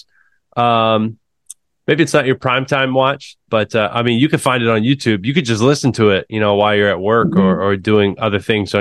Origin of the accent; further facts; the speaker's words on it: Muskogee, Oklahoma, United States; I grew up in Muskogee, Oklahoma